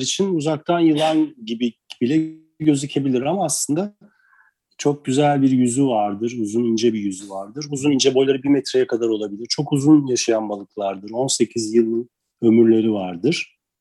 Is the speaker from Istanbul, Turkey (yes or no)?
yes; Istanbul, Turkey; moved away as an adult; also born or lived in Karşıyaka, İzmir; now in Urla, Turkey; ben İstanbul doğumluyum